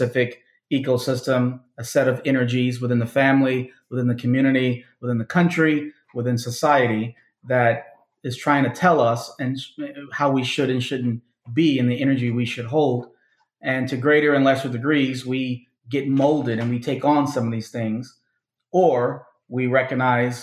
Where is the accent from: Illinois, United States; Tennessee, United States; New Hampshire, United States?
Illinois, United States; Chicago; I was born and raised in Chicago, south suburbs, well, south side of the city, and then the suburbs